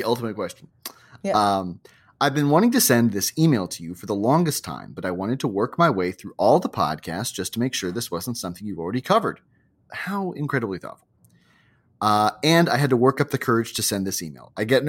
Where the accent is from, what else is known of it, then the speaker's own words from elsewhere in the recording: Hawaii, United States; I wanted to share a story from another book that filled my childhood growing up in Hawaii with a number of terrors, both large and small.